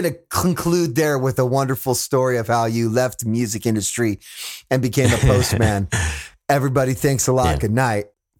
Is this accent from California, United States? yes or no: yes; Fresno, California, United States; And I'm from Fresno